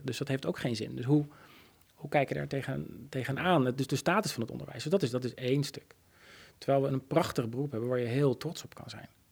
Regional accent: Oegstgeest, South Holland, Netherlands; ik ben opgegroeid in Oesgeest

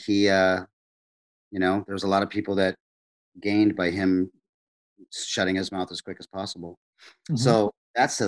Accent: South Dakota, United States; my white South Dakota farm community

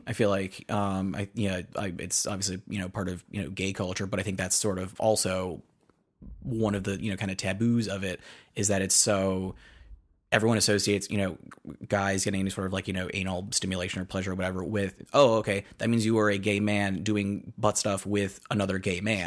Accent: east of Worcester, Central Massachusetts, United States; I grew up you know in Central Mass, kind of a little bit uh, east of uh, Worcester

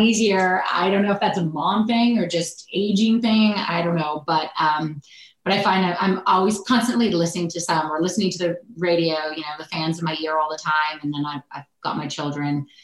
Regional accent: Oakville, Ontario, Canada; also born or lived in Ridgewood, New Jersey / Yuma, Arizona; now in Toronto, Canada; growing up in Oakville

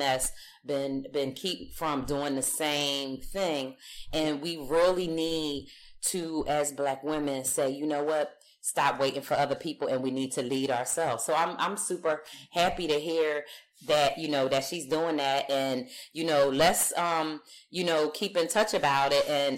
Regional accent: Philadelphia, Pennsylvania, United States; now in Los Angeles, United States; I grew up on the East Coast, so I grew up in Philadelphia

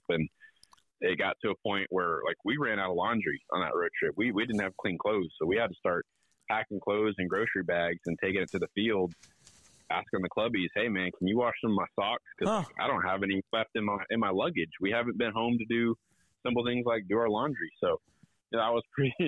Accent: Aledo, Texas, United States; I grew up in Aledo, just outside of Fort Worth

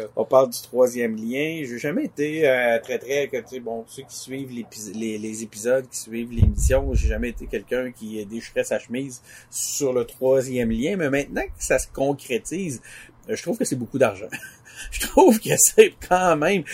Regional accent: Quebec City, Quebec, Canada; nous-mêmes, on est de Québec

